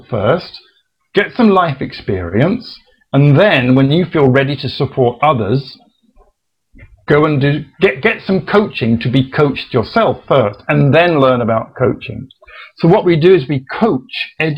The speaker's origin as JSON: {"language": "English", "region": "England", "country": "United Kingdom", "said": "being an Englishman"}